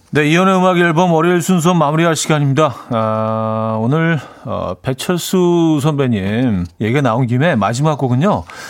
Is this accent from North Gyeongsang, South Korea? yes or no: no; Seoul, South Korea; 제가, 제가 중학교 때까지만 해도 반포 쪽에 살았었는데